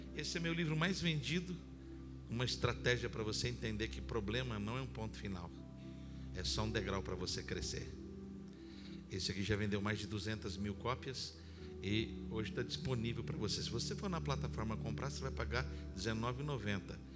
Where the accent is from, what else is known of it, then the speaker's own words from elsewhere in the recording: Campinas, São Paulo, Brazil; Eu sou de Campinas, aqui do interior do estado